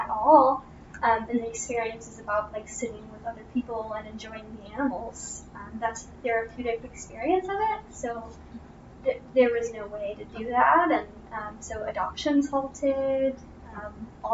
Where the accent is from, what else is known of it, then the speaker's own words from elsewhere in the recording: Bloomington, Indiana, United States; also born or lived in Disney World, Florida; now in Lafayette, United States; I'm actually from Bloomington, Indiana